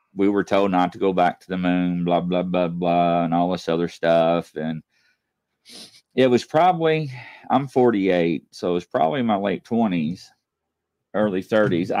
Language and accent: English; Louisville, Kentucky, United States; also born or lived in Southern Indiana; I'm from Louisville, Kentucky. You know, I lived in Indiana, Southern Indiana